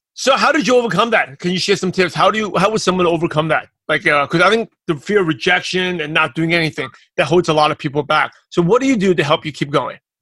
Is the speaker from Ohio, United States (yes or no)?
no; New York City, New York, United States; I'm from Brooklyn, New York.